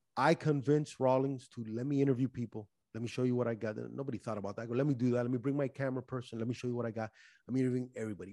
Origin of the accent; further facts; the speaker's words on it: Miami, Florida, United States; I'm Cuban from Miami